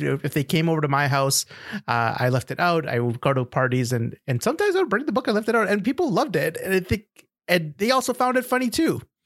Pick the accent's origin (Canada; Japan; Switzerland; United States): Canada; this is my perspective as a Canadian